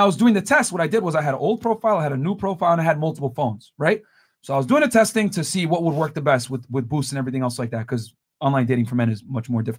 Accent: Connecticut, United States; I'm from Connecticut

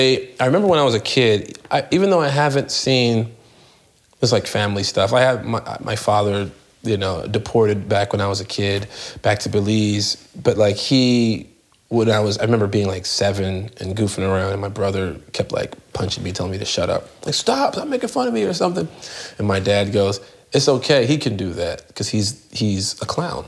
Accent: Chicago, Illinois, United States; When I left about the age of 14, I moved from the South Side of Chicago, which is like the hood

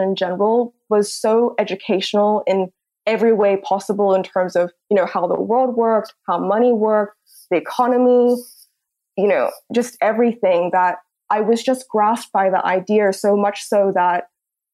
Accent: Hong Kong; moved away as an adult; also born or lived in Australia; I'm born and raised in Hong Kong.

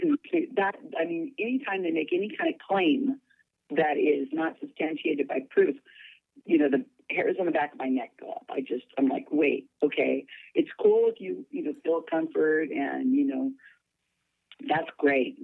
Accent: Salinas, California, United States; I'm born and raised in Salinas, California

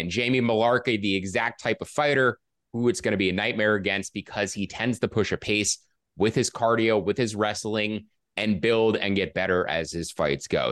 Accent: New York City, New York, United States; I am from Queens originally

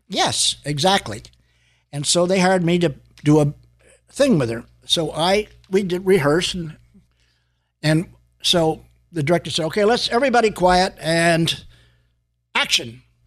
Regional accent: San Francisco, California, United States; now in Los Angeles, United States; I was living in San Francisco at the time

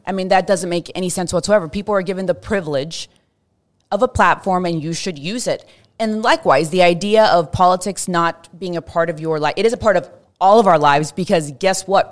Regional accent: Fort Worth, Texas, United States; growing up in Fort Worth, especially in the nineties

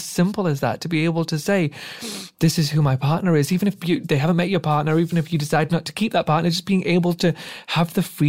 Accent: Pakistan; now in United Kingdom; And so sitting there watching as a Middle Eastern, as a Pakistani man, watching that, I was so envious as a kid

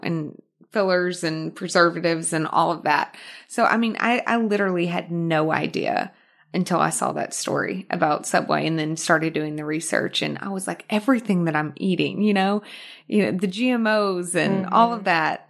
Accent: Arkansas, United States; moved away as an adult; also born or lived in Houston, Texas / New York; now in Los Angeles, United States; I was born in Houston, but I was raised in Arkansas. Mm-hmm. So, that's where the accent comes from, Arkansas

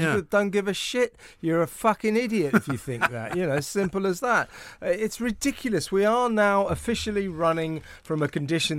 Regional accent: United Kingdom; also born or lived in United States

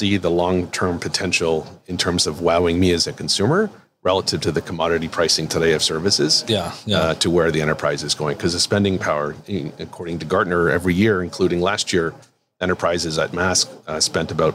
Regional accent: Toronto, Ontario, Canada; now in Kirkland, United States; I'm from Toronto like you are.

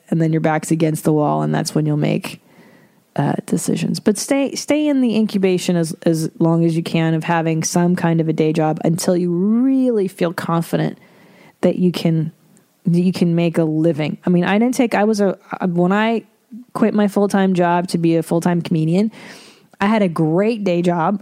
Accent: Windsor, Ontario, Canada; I am an Ontario person too. I'm from Windsor

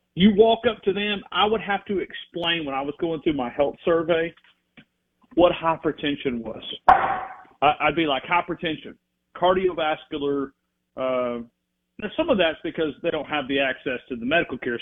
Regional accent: North Alabama, United States; growing up in North Alabama

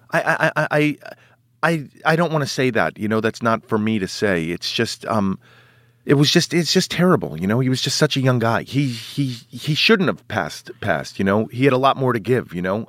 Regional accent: New York City, New York, United States; I grew up in Manhattan.

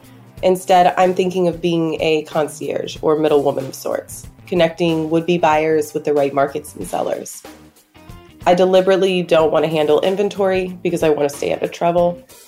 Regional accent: Middle America, Midwest, United States; moved away; because I live in a big city, but my hometown is back in Middle America

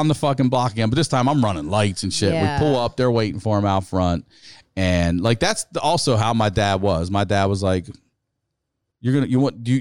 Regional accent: Maryland, United States; We're from Maryland, and he was in Hopkins in Baltimore.

